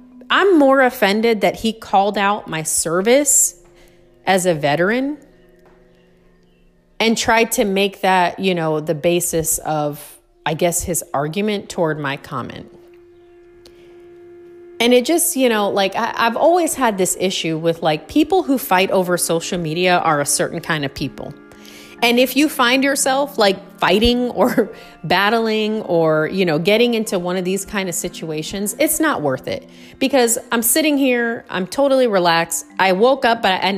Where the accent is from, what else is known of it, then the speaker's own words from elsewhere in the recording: United States; as an American